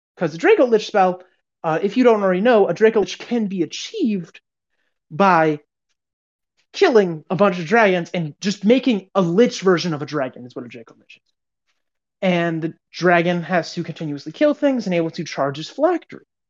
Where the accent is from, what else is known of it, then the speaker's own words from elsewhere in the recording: United States; we're American